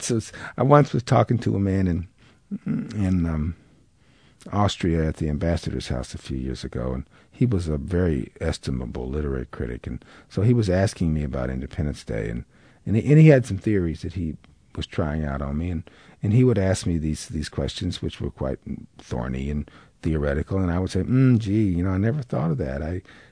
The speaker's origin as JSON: {"language": "English", "region": "the South", "country": "United States", "said": "It's one of the advantages to being a Southerner."}